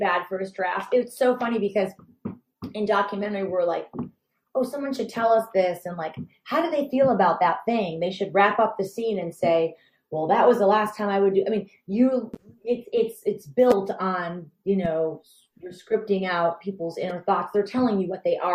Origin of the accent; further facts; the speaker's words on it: Detroit, Michigan, United States; I'm from Detroit, and I'm definitely a white girl